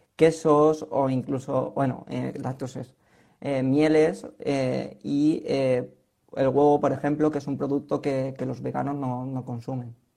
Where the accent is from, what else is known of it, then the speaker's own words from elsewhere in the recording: Spain; como españolas que somos